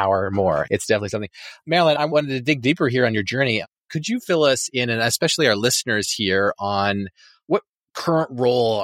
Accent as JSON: {"language": "English", "town": "Kingston", "region": "Ontario", "country": "Canada", "said": "I'm from the Kingston area, which is kind of, I guess, somewhat kind of across the border around up in that area. So Kingston, Ontario"}